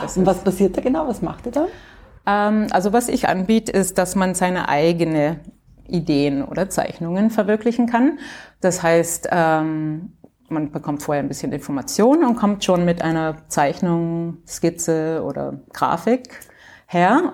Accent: Canada; moved away as an adult; also born or lived in Graz, Austria / Bordeaux, France / Vienna, Austria / Germany; ich bin in Kanada aufgewachsen, deutsche Eltern, die sind ausgewandert

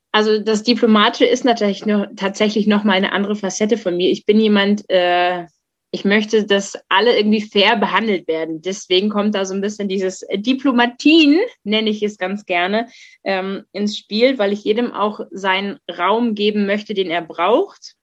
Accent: Germany; ich bin in der in der Nähe Hamburgs aufgewachsen.

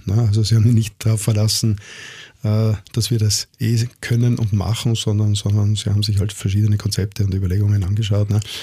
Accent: Innsbruck, Tyrol, Austria; now in Vienna, Austria; Ich komme aus Innsbruck.

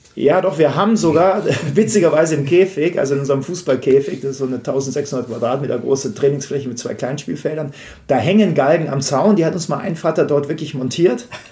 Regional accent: Munich, Bavaria, Germany; ich komme aus München

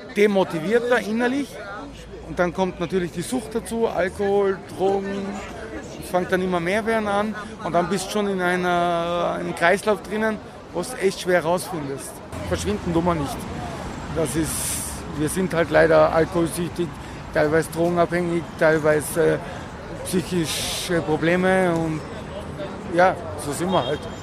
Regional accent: Tyrol, Austria; now in Vienna, Austria; ich bin ja Tiroler

